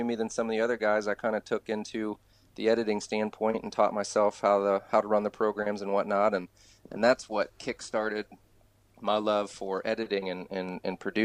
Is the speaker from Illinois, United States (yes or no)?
no; Ohio, United States; also born or lived in California; I'm a Ohio boy, born and bred. I've been here most of my life